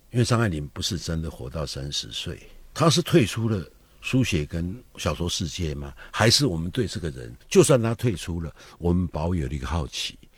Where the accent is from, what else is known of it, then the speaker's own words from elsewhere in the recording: Taiwan; 我们台湾话叫“惊”